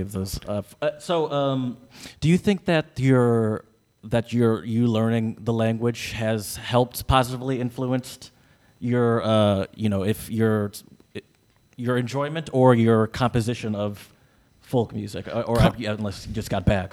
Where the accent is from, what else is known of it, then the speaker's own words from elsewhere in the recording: United States; I'm American